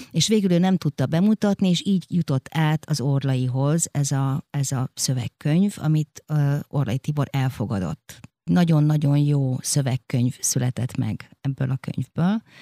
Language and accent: Hungarian; Romania; moved away as an adult; now in Hungary; Egy olyan országban nőttem föl, ahol nehéz volt az élet.